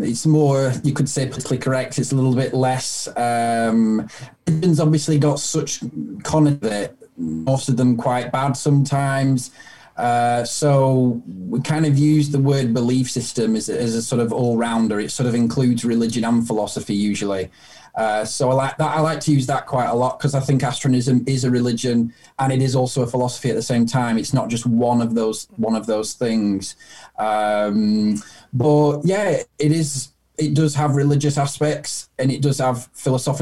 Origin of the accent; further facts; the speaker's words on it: United Kingdom; I'm British